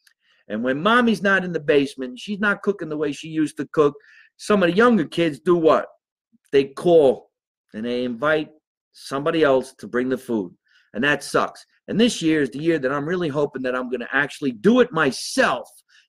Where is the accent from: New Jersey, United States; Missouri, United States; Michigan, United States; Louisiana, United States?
New Jersey, United States; my home state of New Jersey